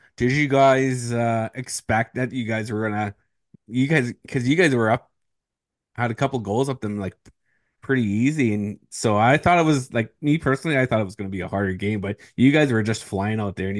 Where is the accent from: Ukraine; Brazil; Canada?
Canada; Moose Cree, Ontario; I'm from Moose Cree